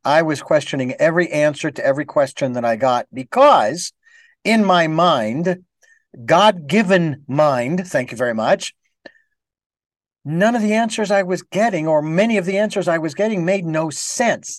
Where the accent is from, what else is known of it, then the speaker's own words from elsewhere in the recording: Phoenix, Arizona, United States; moved away; when I was in Phoenix, that's my hometown